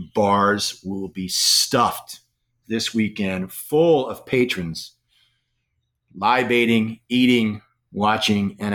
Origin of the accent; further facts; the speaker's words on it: Washington, District of Columbia, United States; I'm from Washington, D.C., and Washington, D.C. is the town that was built to demonstrate where idealism goes